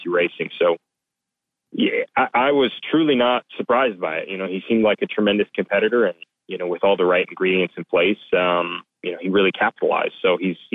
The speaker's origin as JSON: {"language": "English", "country": "United States", "said": "I'm an American"}